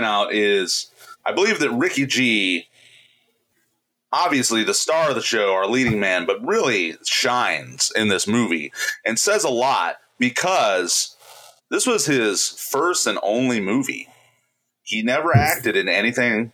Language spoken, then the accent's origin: English; Indiana, United States; we are from Indiana